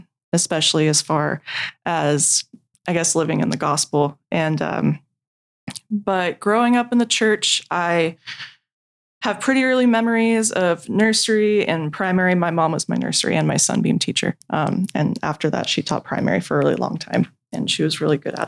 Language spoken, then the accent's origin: English; Westminster, California, United States; I grew up in Orange County, California. I am from a city called Westminster